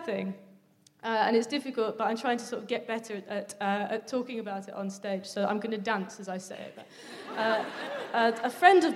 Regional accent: Midlands, United Kingdom; I'm from the Midlands, and I sort of struggle with the parts of my identity. Sometimes I feel more southern, sometimes I feel more northern, sometimes I just feel very Midlands.

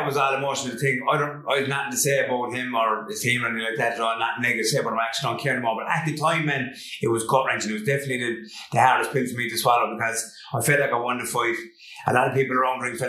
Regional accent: Limerick, Munster, Ireland; also born or lived in Geelong, Australia; growing up in Limerick

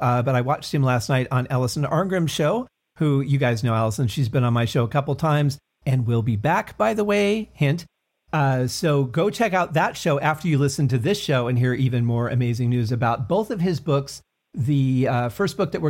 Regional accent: Detroit, Michigan, United States; now in Las Vegas, United States; growing up in Detroit

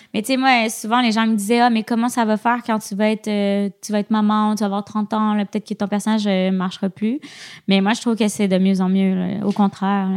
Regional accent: Quebec, Canada; accent: Quebec; nous, les Québécois

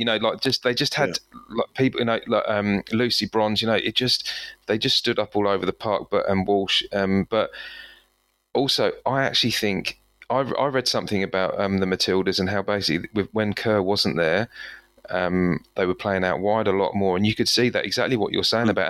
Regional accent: England, United Kingdom; I'm English here.

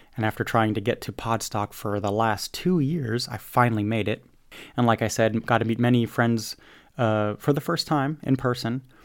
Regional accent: United States; I'm an American

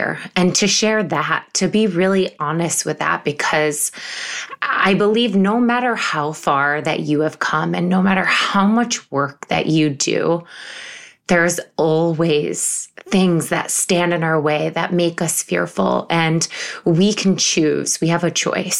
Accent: Syracuse, New York, United States; moved away as an adult; now in New York City, United States; I grew up in Syracuse, New York

